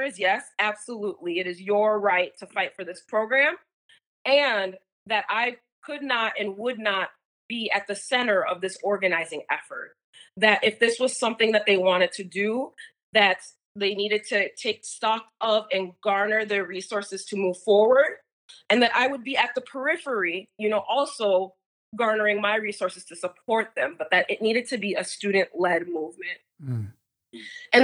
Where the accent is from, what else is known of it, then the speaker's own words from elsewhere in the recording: Minneapolis, Minnesota, United States; I'm from Minneapolis